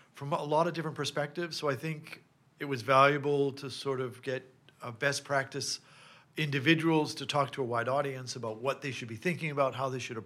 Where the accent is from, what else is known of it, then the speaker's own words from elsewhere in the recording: Massachusetts, United States; now in Paris, France; I grew up in the United States in Massachusetts